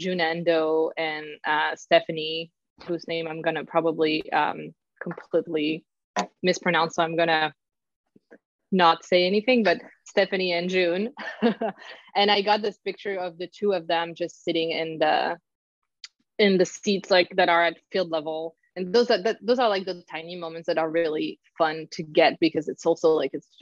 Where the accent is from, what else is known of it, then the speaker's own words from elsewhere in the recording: Paris, Île-de-France, France; moved away; I'm from Paris